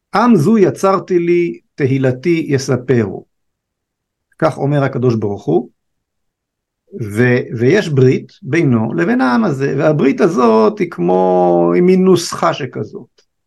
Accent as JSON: {"language": "Hebrew", "country": "Israel", "said": "שואל אותנו מאיפה אתם, אז אה, אמרנו לו מישראל"}